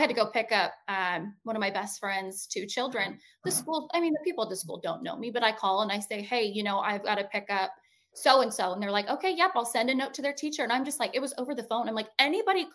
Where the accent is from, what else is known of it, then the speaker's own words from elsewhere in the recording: Montana, United States; I grew up in Montana. I grew up on an Indian reservation.